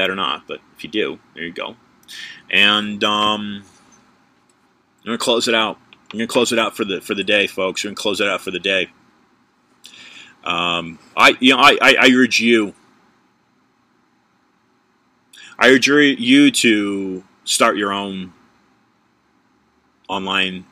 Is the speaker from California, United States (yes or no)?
yes; California, United States; I was born in California